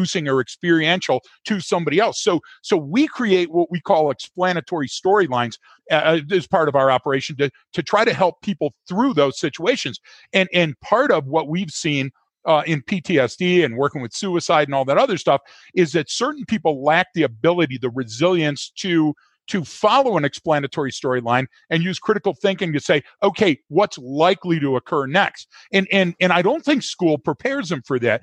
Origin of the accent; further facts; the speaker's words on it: Detroit, Michigan, United States; now in Colorado, United States; I'm living in Colorado and I'm from Detroit